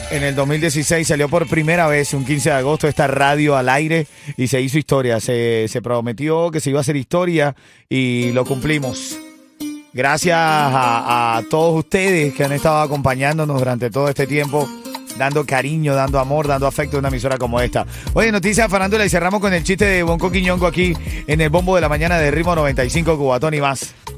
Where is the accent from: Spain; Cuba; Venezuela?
Venezuela; now in Miami, United States; un venezolano que vino buscando seguir haciendo su sueño realidad